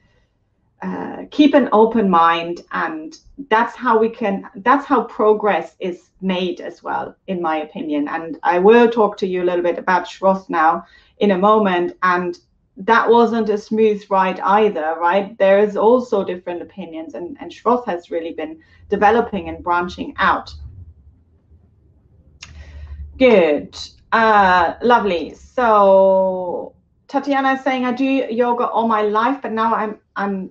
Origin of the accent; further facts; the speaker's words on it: Germany; I'm German, so I'm saying it in the German pronunciation